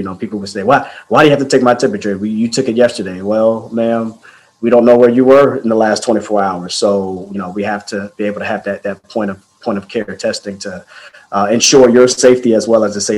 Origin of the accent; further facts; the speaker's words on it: D.C. area, Maryland, United States; I'm from the Maryland, D.C. area